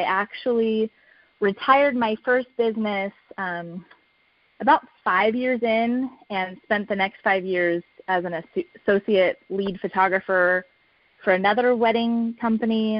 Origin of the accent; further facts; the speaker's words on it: California, United States; now in New Mexico, United States; I'm born and raised in California